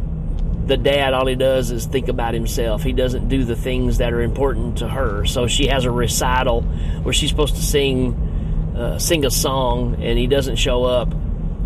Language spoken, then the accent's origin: English; United States; I'm speaking from America